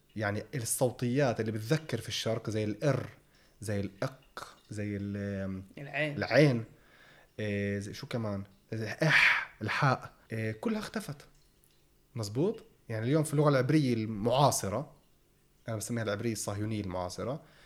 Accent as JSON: {"language": "Arabic", "country": "Palestine"}